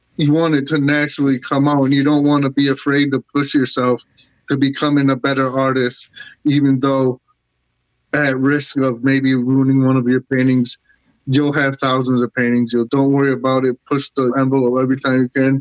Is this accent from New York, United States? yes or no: yes; Syracuse, New York, United States; growing up in Syracuse in the public school